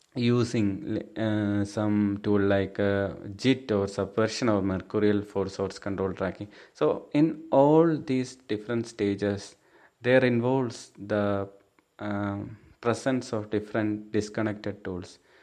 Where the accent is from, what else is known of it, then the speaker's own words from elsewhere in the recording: Thiruvananthapuram, Kerala, India; I'm from Thiruvananthapuram, Kerala state.